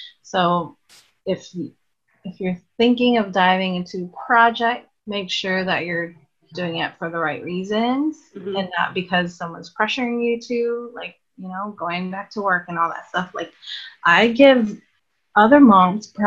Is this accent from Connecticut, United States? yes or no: no; Hawaii, United States; growing up in Hawaii, it was like really expensive.